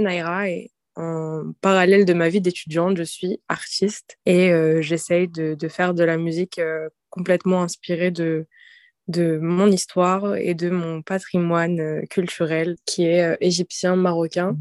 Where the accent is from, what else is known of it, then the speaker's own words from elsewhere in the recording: Saint-Denis, Île-de-France, France; Je suis dionysienne, donc je viens de Saint-Denis